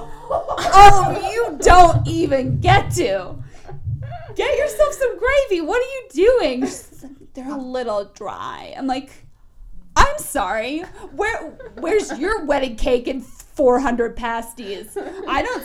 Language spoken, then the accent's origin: English; San Francisco, California, United States; now in Montana, United States; I'm from California, San Francisco